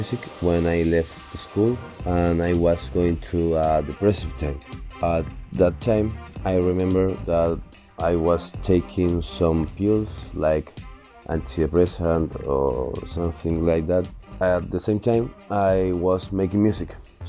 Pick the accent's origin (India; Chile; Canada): Chile; born there; My mother is Argentinian, my father is Chilean. I was born in Chile.